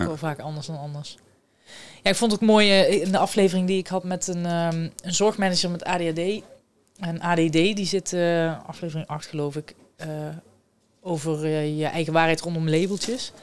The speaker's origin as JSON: {"language": "Dutch", "town": "Someren", "region": "North Brabant", "country": "Netherlands", "moved": "as an adult", "lives_now": "Eindhoven, Netherlands", "said": "Ik kom eh, officieel uit Zomeren."}